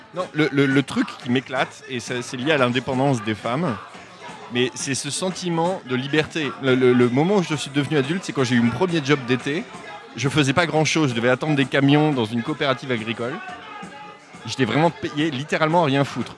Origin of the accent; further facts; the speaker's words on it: Normandy, France; je viens de Normandie